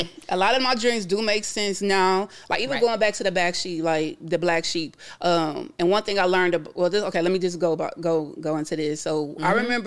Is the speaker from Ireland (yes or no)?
no; Fort Stewart, Georgia, United States; born there; We moved around a lot. I was born in Fort Stewart, Georgia. Again, my mother was in the military, so I'm an Army brat.